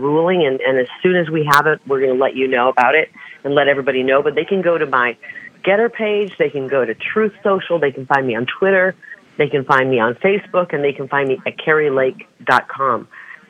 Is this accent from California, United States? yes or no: no; Scott County, Iowa, United States; moved away; this is the county where I grew up, right along the banks of the Mississippi River